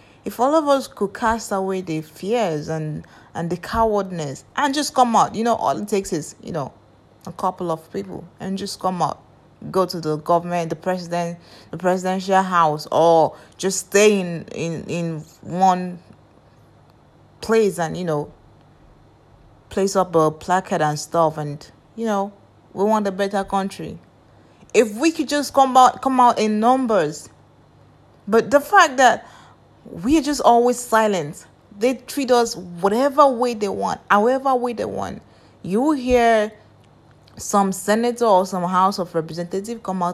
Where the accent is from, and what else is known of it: Nigeria